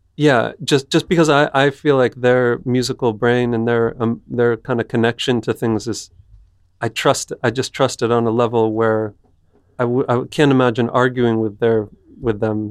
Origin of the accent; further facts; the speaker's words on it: United States; moved away; I'm American